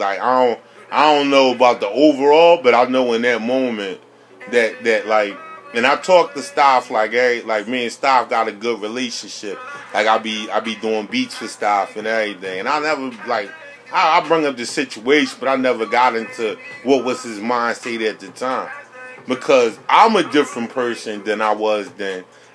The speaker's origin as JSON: {"language": "English", "town": "Philadelphia", "region": "Pennsylvania", "country": "United States", "said": "I'm from Morocco's, or what you call Francisville"}